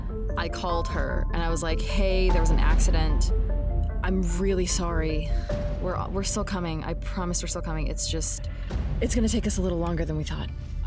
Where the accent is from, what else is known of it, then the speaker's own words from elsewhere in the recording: Washington, United States; I'm originally from Washington.